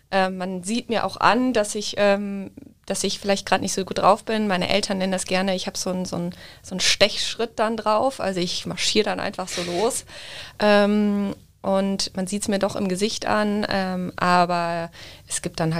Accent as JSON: {"language": "German", "town": "Düsseldorf", "region": "North Rhine-Westphalia", "country": "Germany", "lives_now": "Munich, Germany", "said": "Also ich bin ja eigentlich aus Düsseldorf"}